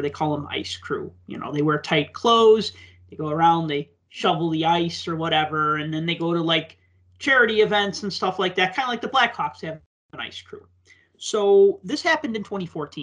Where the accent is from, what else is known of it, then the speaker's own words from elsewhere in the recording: Chicago, Illinois, United States; I grew up in the Chicago blackout